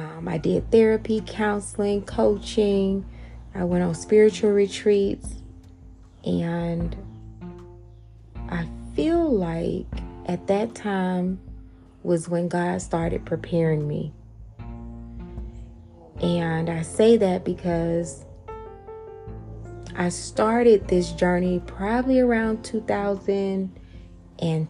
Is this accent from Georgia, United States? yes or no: yes; Atlanta, Georgia, United States; I'm from Atlanta, born and raised